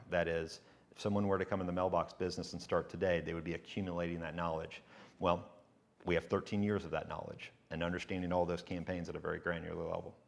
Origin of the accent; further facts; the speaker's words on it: Chattanooga, Tennessee, United States; also born or lived in Hohenwald, Tennessee; I was just born there and then whisked away to, uh, Chattanooga, which is really where I lived as a, when I was born